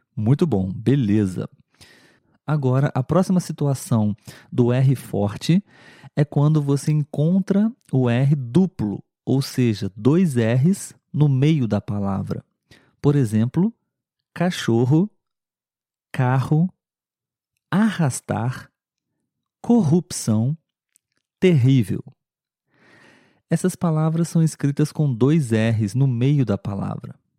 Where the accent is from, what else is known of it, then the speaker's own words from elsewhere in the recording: Brazil; pelo menos aqui no Brasil. A verdade é que é muito difícil eliminar o nosso sotaque